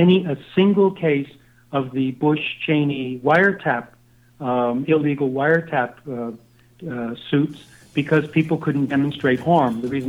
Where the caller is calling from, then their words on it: Costa Rica; I'm calling you from Costa Rica right now